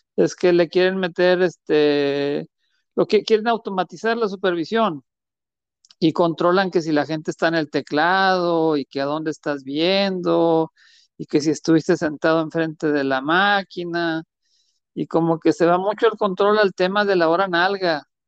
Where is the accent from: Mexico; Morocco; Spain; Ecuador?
Mexico